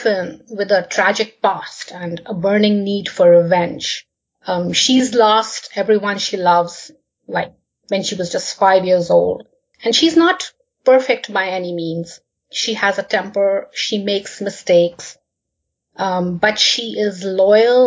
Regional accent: India; moved away as an adult; now in Canada; I was born and brought up in India, but I have lived and worked in many different countries

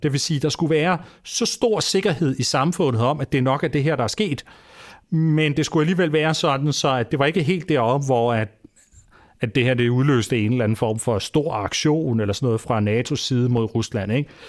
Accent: Denmark; vi som danskere

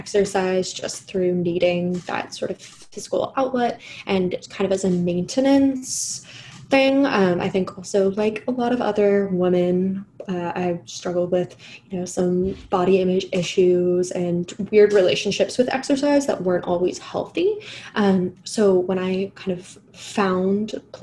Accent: England, United Kingdom; I'm English

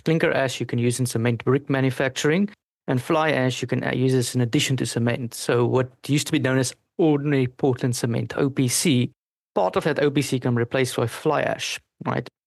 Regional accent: South Africa; first language Afrikaans; English is a second language; now in Paris, France; I'm South African in origin and I speak my home language was Afrikaans.

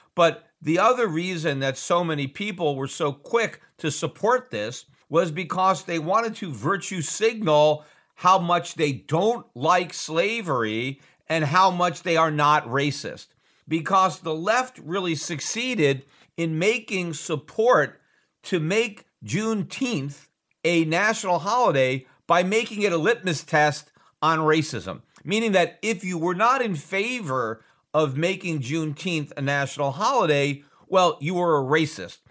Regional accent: United States; as an American

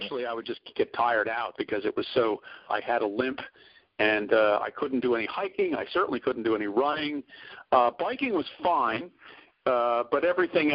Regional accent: Philadelphia, Pennsylvania, United States; moved away; also born or lived in Boston; I grew up in Philadelphia. I lived in Boston for, about 30 years.

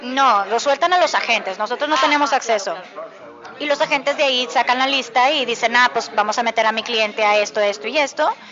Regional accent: Mexico; now in New York, United States; si ya saben que soy mexicana

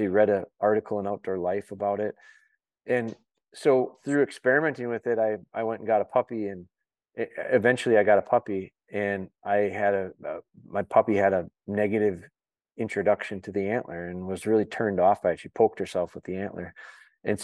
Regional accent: Wisconsin, United States; also born or lived in Green Bay, Wisconsin; I'm from Wisconsin, I was born in Northern Wisconsin and lived there till about fifth or sixth grade. And then I moved down to the Green Bay area.

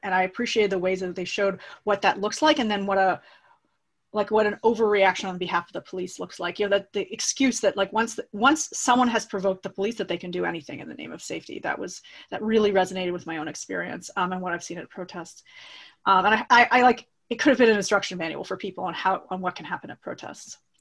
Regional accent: Toronto, Ontario, Canada; I'm a Canadian. I grew up in Toronto.

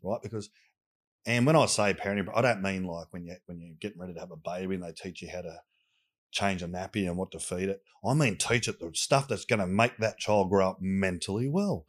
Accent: Sydney, New South Wales, Australia; I grew up in Southwest Sydney

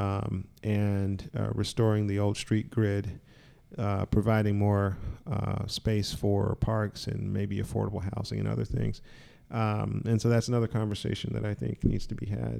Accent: Charlotte, North Carolina, United States; I grew up in Charlotte, North Carolina

